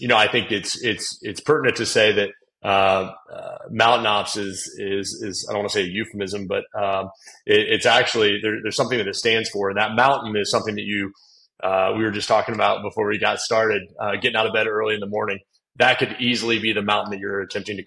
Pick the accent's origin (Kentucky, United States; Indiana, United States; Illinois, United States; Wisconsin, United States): Indiana, United States; growing up in Indiana, was always an athlete